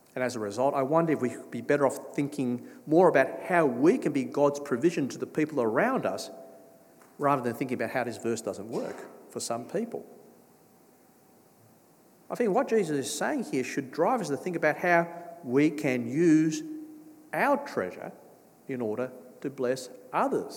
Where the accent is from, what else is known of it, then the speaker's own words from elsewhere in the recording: Australia; I grew up in Australia.